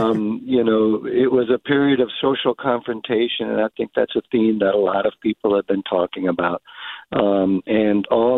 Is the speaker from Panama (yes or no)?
yes; Colón, Panama; now in San Mateo, United States; my hometown of Colón in the mid to late '80s